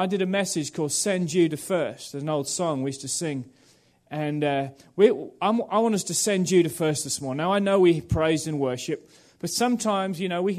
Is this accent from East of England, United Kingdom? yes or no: yes; Norwich, East of England, United Kingdom; born there; I was born in England with Phil in the same church in a place called Norwich. And I went over to Australia to study